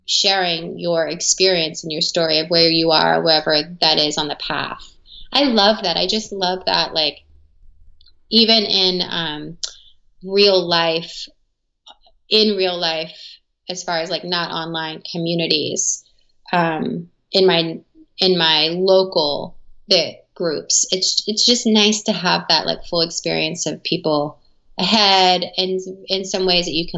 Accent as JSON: {"language": "English", "region": "the South", "country": "United States", "tie": "born or raised there", "said": "I grew up in the South in America"}